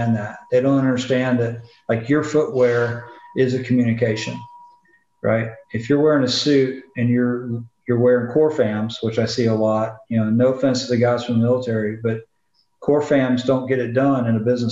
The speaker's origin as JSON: {"language": "English", "region": "the South", "country": "United States", "said": "I'm from the South and a lot of people don't understand me"}